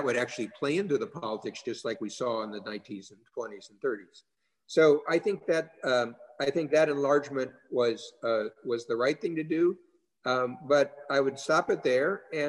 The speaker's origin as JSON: {"language": "English", "region": "Midwest", "country": "United States", "said": "You know, I was from the Midwest."}